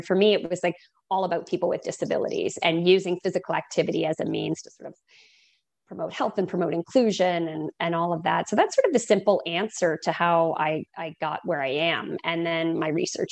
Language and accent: English; East Coast, Canada; moved away as an adult; also born or lived in Oregon / Massachusetts; now in Boston, United States; I'm a Canadian, and so East Coast, and went across to Oregon